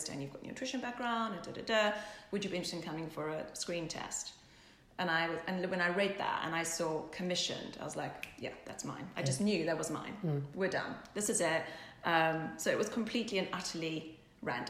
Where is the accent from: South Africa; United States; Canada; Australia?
South Africa; now in England, United Kingdom; growing up in South Africa, we didn't have the fashion like we have in England, obviously, in London